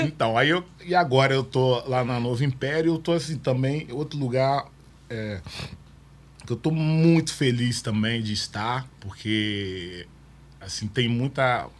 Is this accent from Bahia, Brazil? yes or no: no; Vitória, Espírito Santo, Brazil; also born or lived in Rio de Janeiro; eu vim do Rio de Janeiro pro Morro do Moscoso, que eu morei no Morro do Moscoso